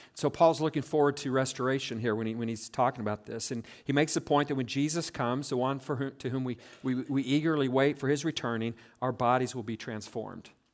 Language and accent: English; South Central Nebraska, United States; growing up in South Central Nebraska